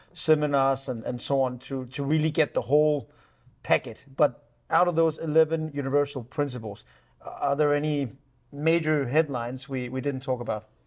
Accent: Denmark; we grew up with rain in Denmark

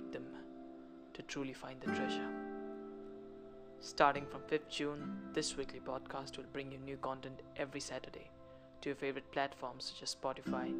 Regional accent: India; I'm a poet from India

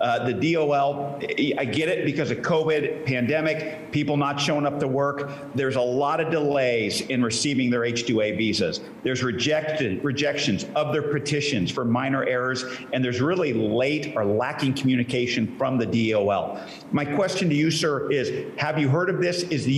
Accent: Central Coast of California, United States; I hail from the Central Coast of California, out there in the Salinas, Pajaro, and San Juan Valleys.

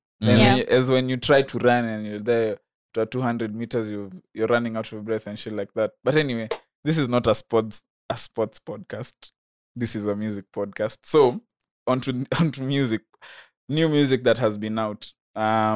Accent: Kenya; As a Kenyan, just as a Kenyan

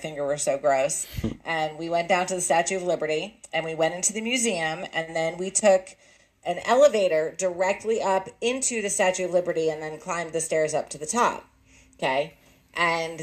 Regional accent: New England, United States; Mick and I grew up in New England

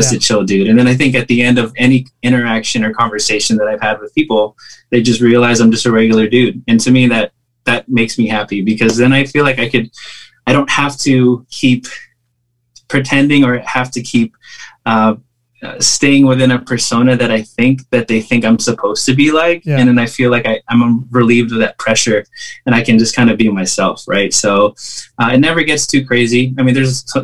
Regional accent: Bay Area, California, United States

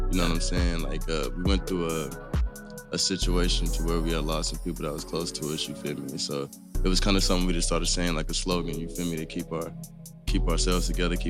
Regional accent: Las Vegas, Nevada, United States; But I'm from Sin City, right?

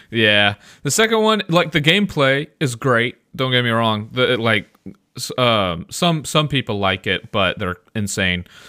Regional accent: Midwest, United States; I'm from the Midwest.

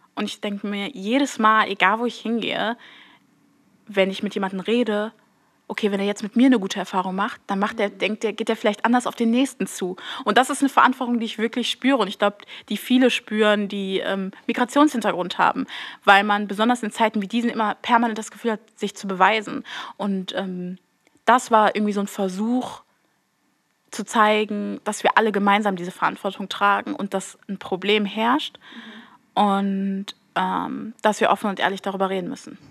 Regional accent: Duisburg, North Rhine-Westphalia, Germany; ich bin 21 Jahre und ich komme aus Duisburg

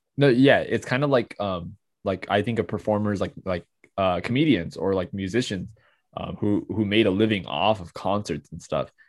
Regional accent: United States

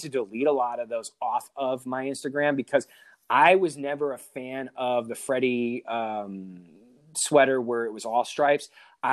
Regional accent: Connecticut, United States; I'm from Connecticut

